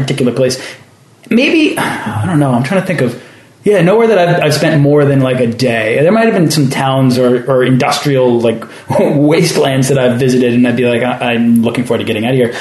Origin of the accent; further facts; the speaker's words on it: Weston, Massachusetts, United States; also born or lived in Cape Cod; I'm from Weston. I was like, wait a minute, that's where I grew up.